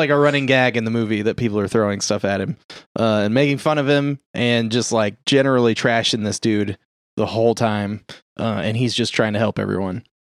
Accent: Boston, Massachusetts, United States; I'm from Boston.

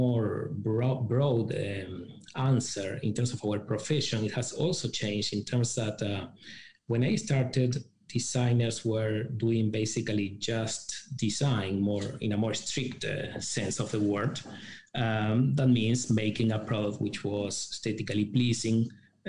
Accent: Uruguay; moved away as an adult; now in China; I started university in my home country, Uruguay.

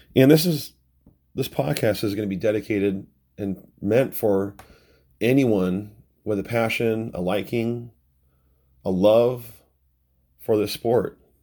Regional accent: Renton, Washington, United States; also born or lived in Seattle, Washington; I'm from Renton, Washington. a suburb of Seattle

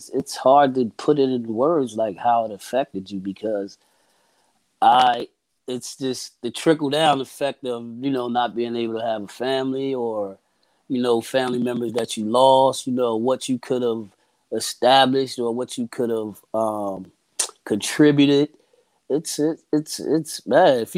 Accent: Camden, New Jersey, United States; Oh man, it was rough. It's rough it's it's it's an environment that you know it breeds a certain type

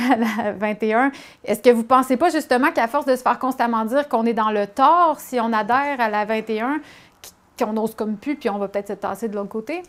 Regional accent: Quebec, Canada; je suis revenue au Québec

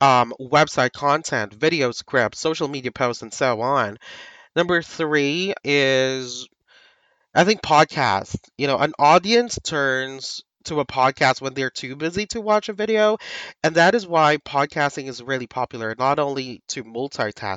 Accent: Philippines; But people here in the Philippines, like myself, I'm a Filipino VA.

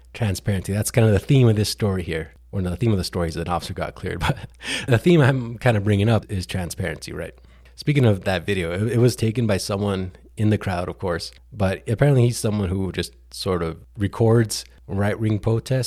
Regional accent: New Mexico, United States; coming to New Mexico, my home state

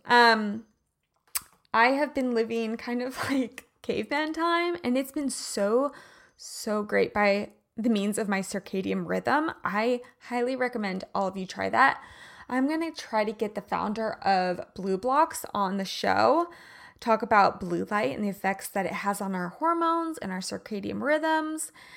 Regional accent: Midwest, United States; moved away; I grew up in the Midwest

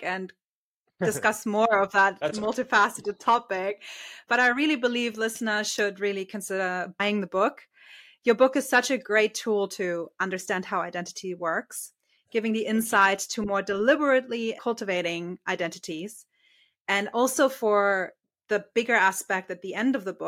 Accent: Germany; I'm from Germany, and with us, it's very clear you start school

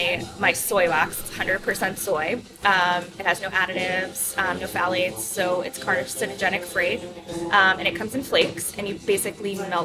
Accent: Southampton, New York, United States; growing up in Southampton

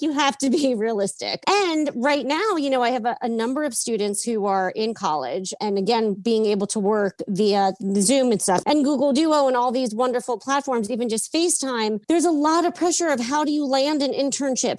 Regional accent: Yonkers, New York, United States; born and raised in Yonkers, New York

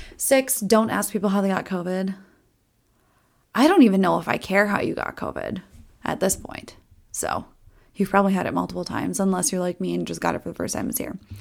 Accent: Minnesota, United States; accent: Minnesota; I tell people I'm from Minnesota all the time. My Minnesota accent comes out on specific types of words

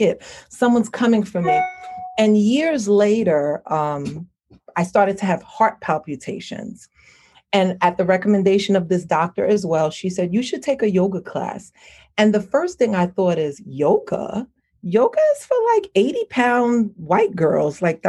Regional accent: New York, United States; I was raised here in New York, but I grew up with a Caribbean family. Both my mother and my father is Haitian descent

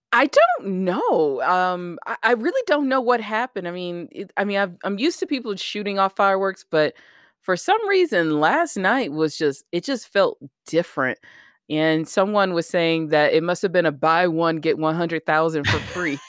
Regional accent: the South, United States; I grew up in the South

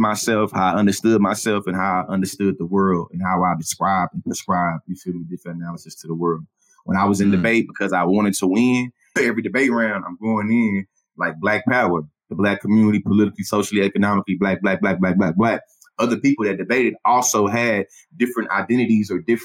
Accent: Bryan, Texas, United States; growing up in Bryan, Texas, in the South, in the Bible Belt

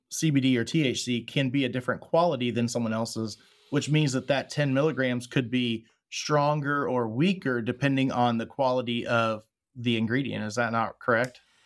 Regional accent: Texas, United States; moved away; my home state of Texas

